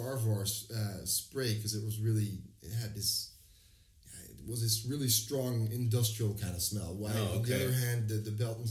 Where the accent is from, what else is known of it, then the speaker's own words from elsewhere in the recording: small town near Amsterdam, North Holland, Netherlands; now in Amsterdam, Netherlands; Well, I'm originally from a small town near Amsterdam. which by American standards would be considered a suburb.